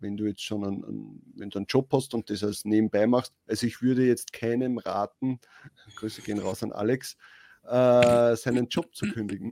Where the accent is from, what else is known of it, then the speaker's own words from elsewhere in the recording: Austria; bei uns in Österreich